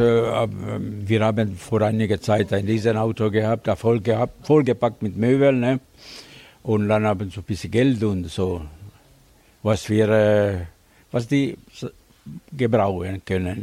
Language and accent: German; Svetozar Miletić, Vojvodina, Serbia; now in Germany; geboren im Svetozar Milicic, Nemes Milicic. Und seit 54 Jahren lebe ich in Deutschland